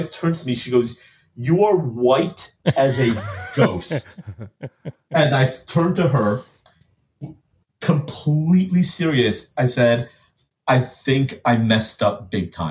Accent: Los Angeles, California, United States; I grew up a spoiled LA boy

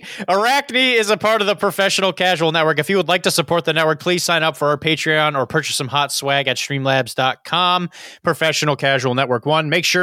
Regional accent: Orlando, Florida, United States; in the area where I grew up in Orlando, Florida, there is an event called Dogfinity 2024 Gamma and Hooch.

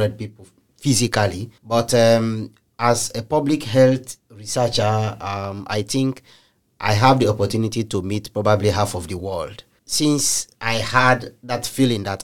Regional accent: Sierra Leone; I'm from Sierra Leone.

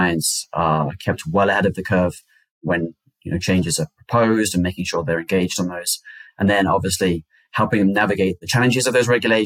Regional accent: United Kingdom; moved away as an adult; also born or lived in China / Italy / Kenya; now in United States; I'm originally from the United Kingdom.

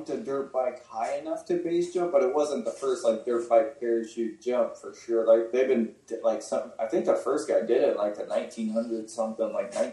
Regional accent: Las Cruces, New Mexico, United States; also born or lived in Alamogordo / southern Colorado; I'm from New Mexico actually. Okay. Uh, Colorado and New Mexico is where I grew up, like southern Colorado and uh, New Mexico area, like Las Cruces and Alamogordo, are like kind of my hometowns.

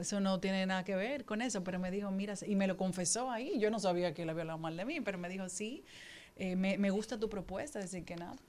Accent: Dominican Republic; nosotros como dominicanos

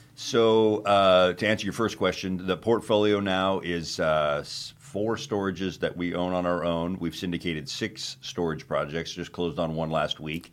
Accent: Phoenix, Arizona, United States; moved away as an adult; also born or lived in Prescott, Arizona / Israel; now in Wilmington, United States; we're from Arizona originally, uh, grew up in Phoenix

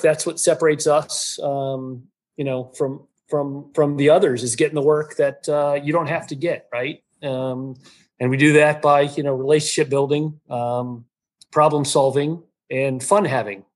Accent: Florida, United States; I'm from Florida

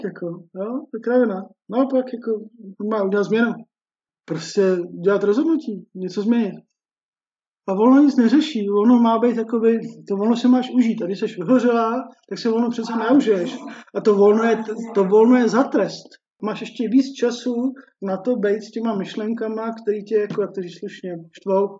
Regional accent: Czechia; my Češi

